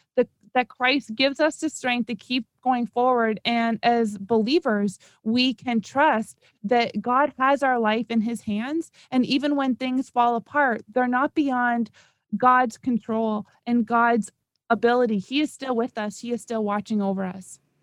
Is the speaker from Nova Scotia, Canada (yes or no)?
no; Toronto, Ontario, Canada; moved away as an adult; now in South Florida, United States; originally and for my whole life, I'm from Toronto